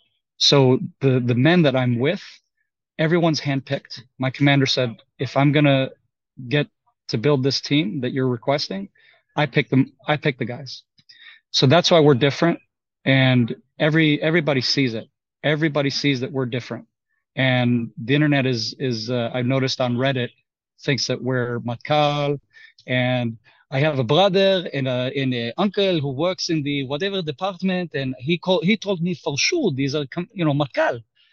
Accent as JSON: {"language": "English", "country": "United States", "said": "Well, you know, I am American. I do have Texas, Texas residency on paper"}